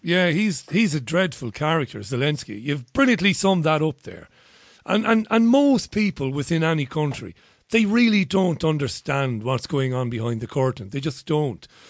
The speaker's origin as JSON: {"language": "English", "country": "Ireland", "moved": "yes", "lives_now": "United Kingdom", "said": "As an Irishman who lives in the UK"}